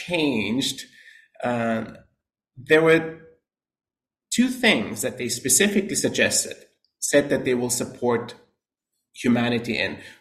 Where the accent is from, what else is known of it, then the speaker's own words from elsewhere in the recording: Austria; moved away as an adult; also born or lived in New York / California; now in United States; Born and raised in Austria